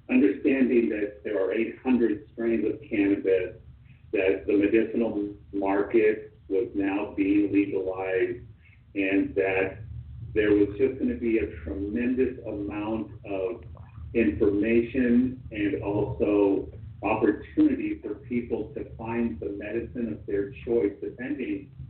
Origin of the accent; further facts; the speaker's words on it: Los Angeles, California, United States; I was born and raised in Hollywood.